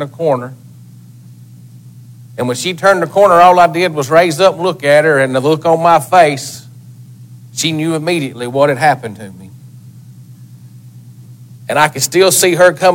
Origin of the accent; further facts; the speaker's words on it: Lafayette, Tennessee, United States; I'm born and raised in Lafayette, Tennessee